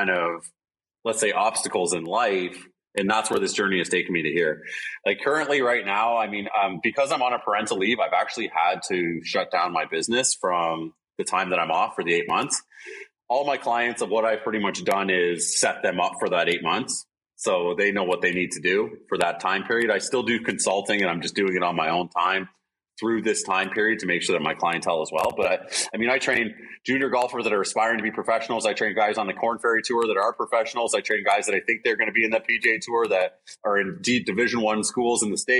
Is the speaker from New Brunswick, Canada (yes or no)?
no; Alberta, Canada; also born or lived in Brantford, Ontario; now in Hamilton, Canada; So I was born in Alberta. I was born there.